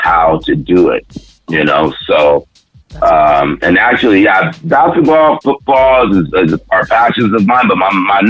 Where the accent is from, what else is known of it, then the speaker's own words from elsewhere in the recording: Vallejo, California, United States; moved away as an adult; also born or lived in Lackland Air Force Base, Texas; now in Vancouver, Canada; And then we moved to Vallejo, California, and I stayed there. I was stationary. Mm. So I grew up, I was raised in Vallejo, California.